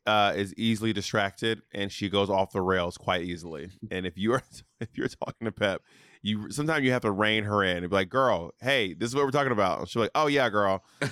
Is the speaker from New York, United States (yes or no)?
yes; New York City, New York, United States; Peppermint was one of my like drag icons growing, like when I was growing up in the New York City nightlife scene.